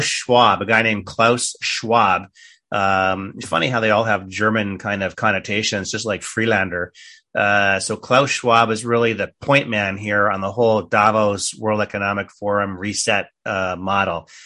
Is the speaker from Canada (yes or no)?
yes; Canada; moved away; a Canadian, former Canadian